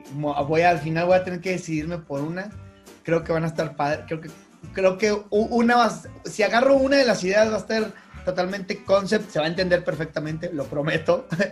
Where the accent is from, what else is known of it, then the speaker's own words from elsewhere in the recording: Monterrey, Nuevo León, Mexico; la gente que somos de Monterrey